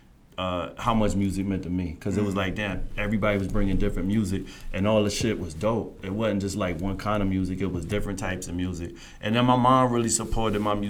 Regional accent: Cross, South Carolina, United States; also born or lived in Charleston, South Carolina / Holly Hill, South Carolina / Florence, South Carolina; So really born in Cross, spent most of my, younger years in Cross, Utahville, Holly Hill. Then I moved to Florence where my mom and pop separated. Went to high school in Florence, graduated high school in Florence.

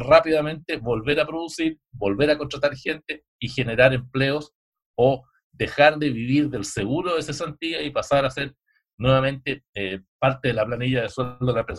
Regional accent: Chile

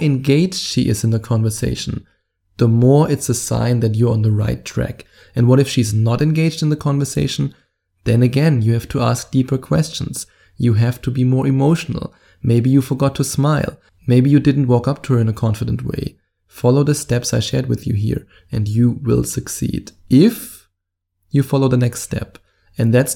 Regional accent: Germany; accent: German; my German accent

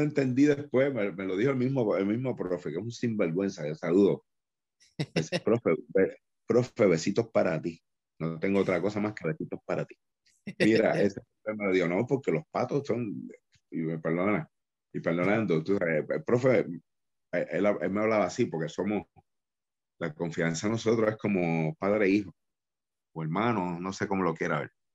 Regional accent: Dorado, Puerto Rico; Rey, González y yo somos de Dorado

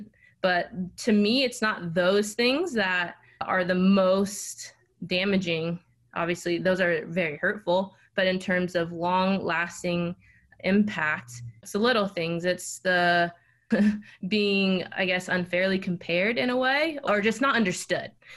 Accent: Dallas, Texas, United States; moved away as an adult; also born or lived in Chapel Hill, North Carolina / Seattle; now in Durham, United States; I grew up in Dallas, Texas.

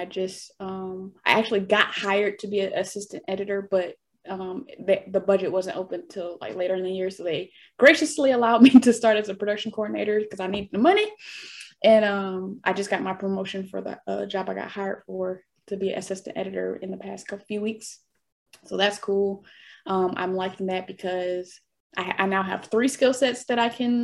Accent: Detroit, Michigan, United States; now in Los Angeles, United States; I'm from Detroit, from the East Side, Casual and Mac

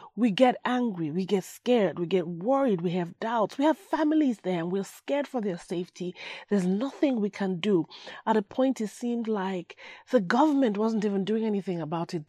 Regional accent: Nigeria; moved away; a place that gave birth to me, my home. That's my home. I may live somewhere else, but that's my home

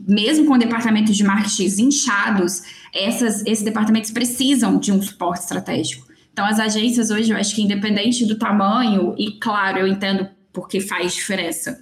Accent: Belo Horizonte, Minas Gerais, Brazil; now in Espírito Santo, Brazil; eu sou de Belo Horizonte

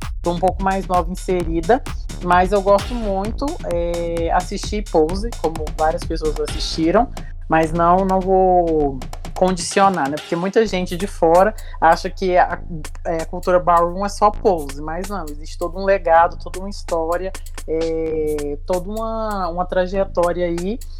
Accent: Uberlândia, Minas Gerais, Brazil; Sou de Uberlândia, Minas Gerais

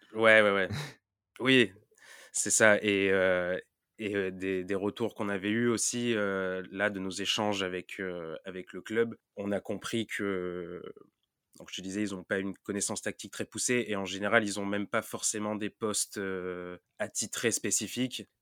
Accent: Marseille, Provence-Alpes-Côte d'Azur, France; je viens de Marseille

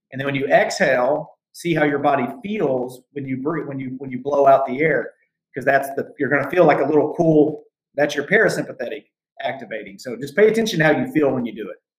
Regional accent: United States; moved away as an adult; also born or lived in Southern Indiana / Hot Springs, Arkansas / Tokyo, Japan; I'm from Southern Indiana slash Hot Springs, Arkansas

